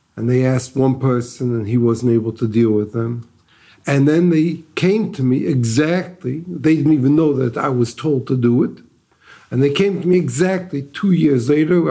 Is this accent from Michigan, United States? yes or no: yes; Detroit, Michigan, United States; moved away as an adult; now in Israel; I'm originally from Detroit. Grew up in the Lubavitch home.